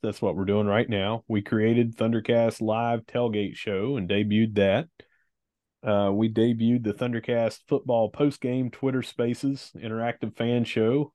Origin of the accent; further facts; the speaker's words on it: Gilbert, West Virginia, United States; from my hometown in Gilbert